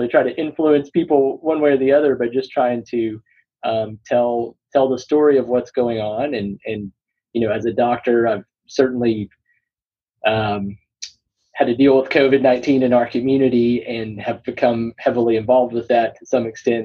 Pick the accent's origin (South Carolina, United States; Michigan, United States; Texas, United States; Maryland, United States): Texas, United States; Burleson; also born or lived in New York; now in Austin, United States; I grew up in near Fort Worth, so in a town called Burleson, just south of Fort Worth, and so native Texan